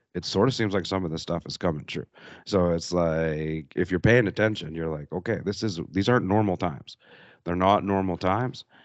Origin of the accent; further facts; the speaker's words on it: Canada; moved away; I'm from Canada